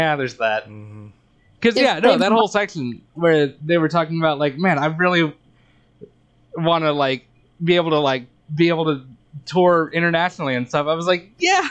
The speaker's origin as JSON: {"language": "English", "region": "Arkansas", "country": "United States", "tie": "born or raised there", "said": "Growing up in Arkansas"}